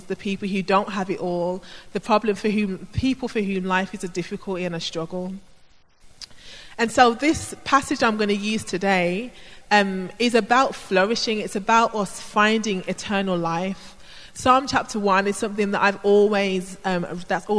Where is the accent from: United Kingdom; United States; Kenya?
United Kingdom; Birmingham, West Midlands; I grew up in Birmingham in an inner city area